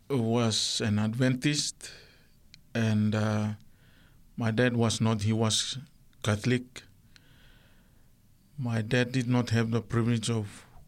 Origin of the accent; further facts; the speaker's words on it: Sanma, Vanuatu; The island is called Mavia. Yes, that's where I was. That's my island, but I was born in the Lucanville Hospital in Santo.